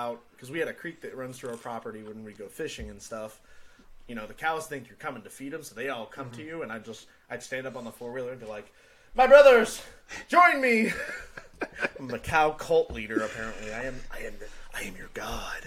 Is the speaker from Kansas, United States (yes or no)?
yes; Kansas, United States; moved away as an adult; I grew up in small town Kansas. Little good old boy on the farm